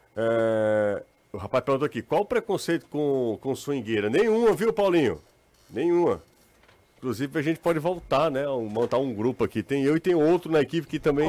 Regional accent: Aracati, Ceará, Brazil; sou de Aracati

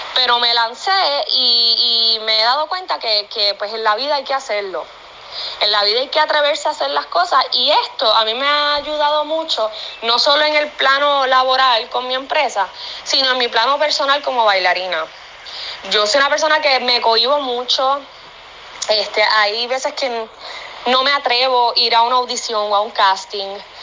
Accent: Puerto Rico; somos boricuas emprendiendo y haciendo todo con el sudor de nuestra frente

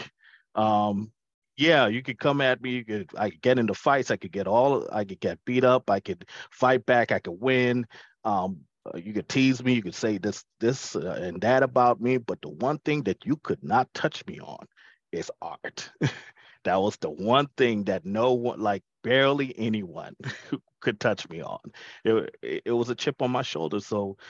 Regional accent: Nassau, New Providence, Bahamas; growing up in the Bahamas, when I was in, it's not elementary school, but it's called primary school

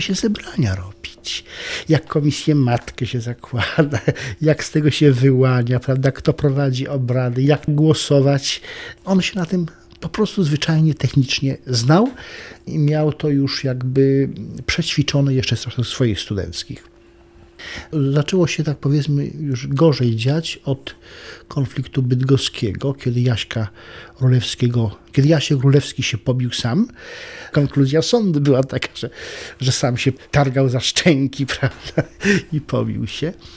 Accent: Świętokrzyskie Mountains, Świętokrzyskie Voivodeship, Poland; moved away; also born or lived in Lublin

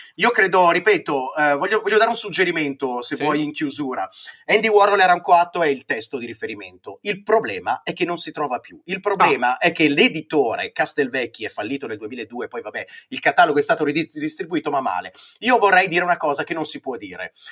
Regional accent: Brianza, Lombardy, Italy; io che sono Brianzolo

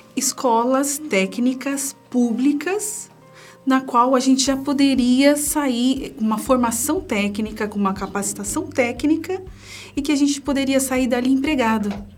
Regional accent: São Paulo, Brazil; eu sou de São Paulo, né? Eu passei toda a minha infância, adolescência na Zona Leste de São Paulo

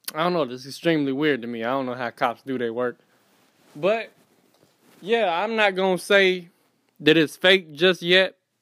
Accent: Fayetteville, North Carolina, United States; also born or lived in Florida; Born in Florida, raised in Fayetteville, North Carolina. From North Carolina.

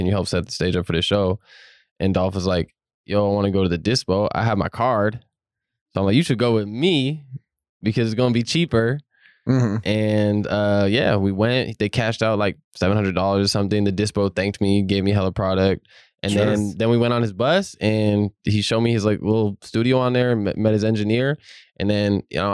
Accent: Southern Oregon, United States; now in Portland, United States; Medford, Oregon, because I'm from Southern Oregon

